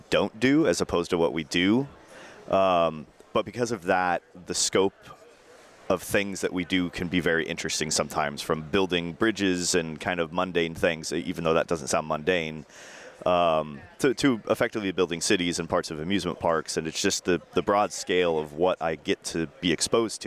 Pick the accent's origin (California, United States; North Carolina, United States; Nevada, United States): California, United States; Orange; I'm from Orange, California.